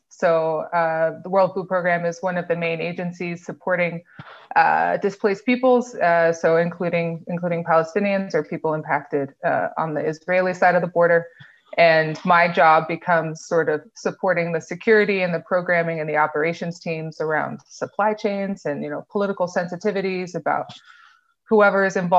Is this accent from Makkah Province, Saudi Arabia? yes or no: no; Eastern Province, Saudi Arabia; So I grew up in Saudi Arabia as a kid from an expat community called Aramco, so the big oil company that sits in Saudi Arabia.